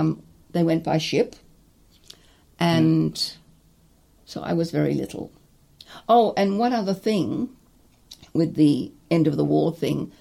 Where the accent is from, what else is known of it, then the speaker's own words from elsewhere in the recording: Czechia; now in Dunedin, New Zealand; I was born in Czechoslovakia